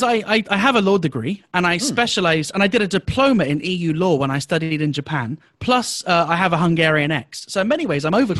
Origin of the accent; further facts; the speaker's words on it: United Kingdom; now in Malaysia; I am British and I had to make the choice at the start of this pandemic. Do I want to stay in Malaysia or go back to the UK?